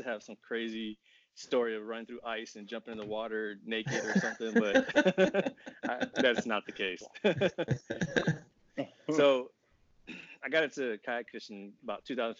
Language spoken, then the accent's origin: English; Texas, United States; also born or lived in Japan; now in Virginia, United States; I'm originally from Texas.